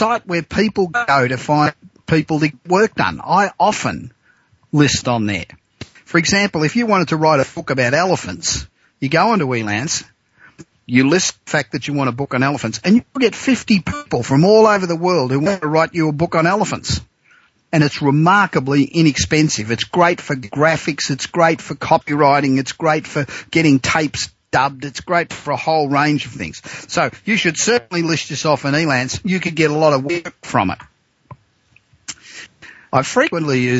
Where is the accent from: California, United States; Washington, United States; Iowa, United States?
California, United States; Los Angeles; my hometown of Los Angeles